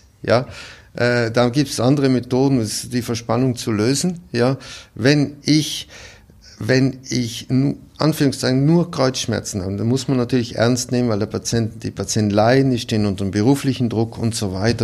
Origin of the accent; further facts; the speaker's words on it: South Tyrol, Trentino-Alto Adige, Italy; moved away as an adult; also born or lived in Cleveland, Ohio, United States; now in Salzburg, Austria; in meiner Heimat in Südtirol